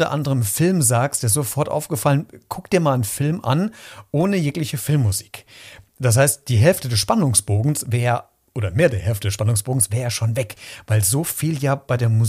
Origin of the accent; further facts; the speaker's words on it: Hesse, Germany; Botschafter für Mittelhessen. Ich komme ja selbst aus Mittelhessen.